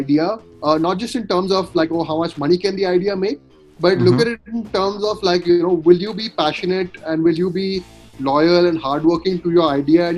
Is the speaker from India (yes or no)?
yes; Kolkata, West Bengal, India; moved away as an adult; also born or lived in Sonipat; I grew up in Calcutta